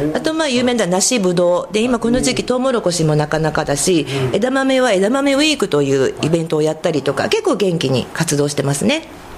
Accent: Koganei, Tokyo, Japan; also born or lived in Nakano, Tokyo; now in Kodaira, Japan; 生まれは実は隣のあの小金井市なんですけども

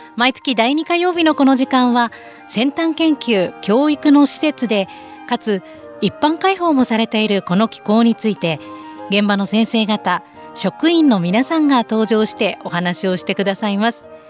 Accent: Tokorozawa, Saitama, Japan; 所沢出身住んでいる

